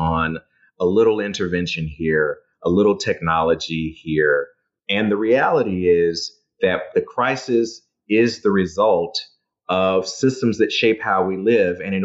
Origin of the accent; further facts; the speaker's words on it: Dallas, Texas, United States; my hometown, Dallas, Texas